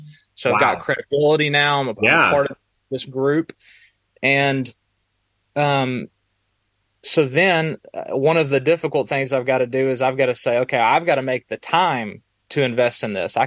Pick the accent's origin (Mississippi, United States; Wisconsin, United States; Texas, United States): Texas, United States; also born or lived in Alabama; now in Northern Virginia, United States; I'm originally from Texas